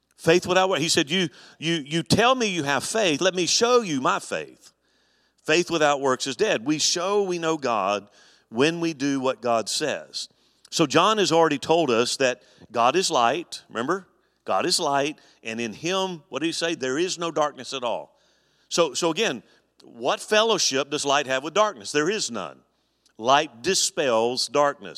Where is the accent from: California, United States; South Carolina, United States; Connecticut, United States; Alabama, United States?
Alabama, United States; moved away; when I grew up in Alabama, our church was really heavily involved in camp